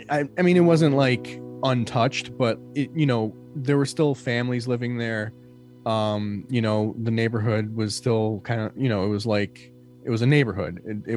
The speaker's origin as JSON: {"language": "English", "town": "Detroit", "region": "Michigan", "country": "United States", "said": "And we feel a lot of times that we get overlooked because we're from Detroit."}